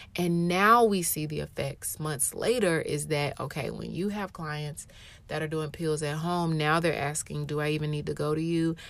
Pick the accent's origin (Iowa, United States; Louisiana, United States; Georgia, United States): Georgia, United States; Atlanta; moved away as an adult; also born or lived in Europe / Japan; I was born and raised in Atlanta